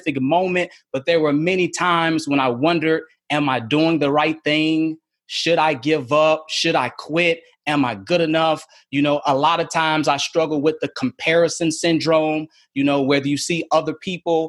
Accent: Chicago, Illinois, United States; moved away as an adult; also born or lived in Philadelphia, Pennsylvania / San Angelo, Texas / Mobile / Lynchburg; I was in Chicago, as I mentioned, my hometown.

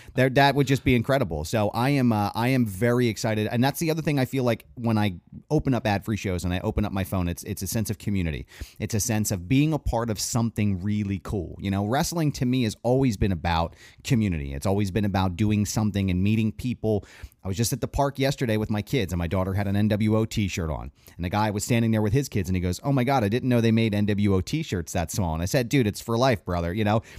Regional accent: Philadelphia, Pennsylvania, United States; we're from the Philly area

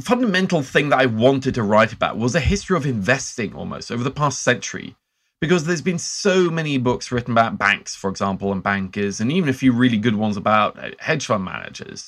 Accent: Norway; growing up in Norway

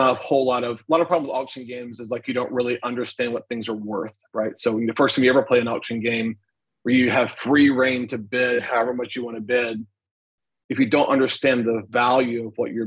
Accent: Alabama, United States; I'm from Alabama.

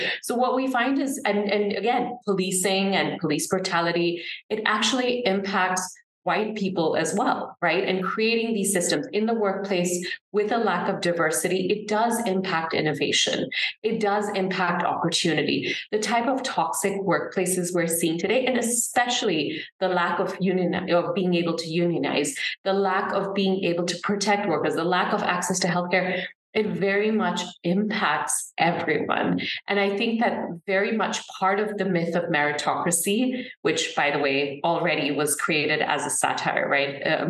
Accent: Singapore; I absolutely subscribe to the ideas of meritocracy growing up in Singapore

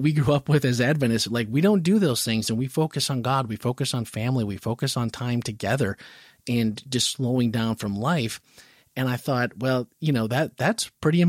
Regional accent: Midwest, United States; growing up in the Midwest

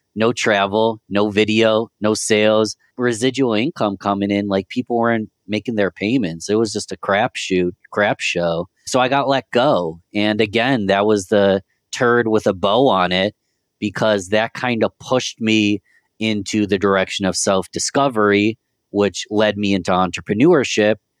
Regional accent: Rochester, New York, United States; I'm from Rochester, New York

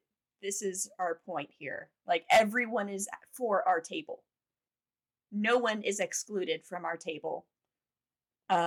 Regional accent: Fayetteville, Georgia, United States; my hometown is Fayette County, and so Fayetteville

